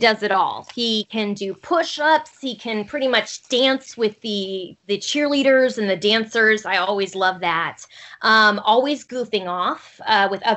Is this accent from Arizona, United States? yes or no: yes; Arizona, United States; moved away; also born or lived in Pullman, Washington; I grew up in Arizona